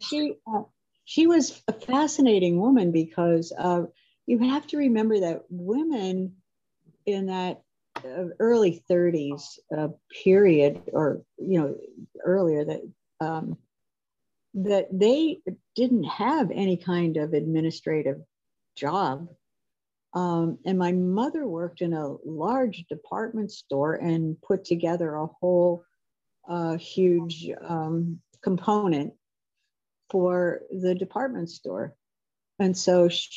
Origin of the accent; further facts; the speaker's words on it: up on Lake Erie, Pennsylvania, United States; moved away as an adult; now in New Hampshire, United States; I grew up in Pennsylvania.